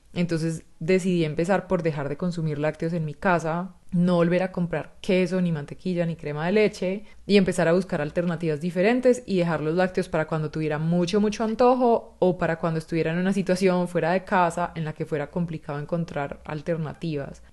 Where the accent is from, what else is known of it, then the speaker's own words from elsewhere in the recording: Chile; moved away as an adult; also born or lived in Barcelona, Spain; yo me fui de Chile a vivir a Barcelona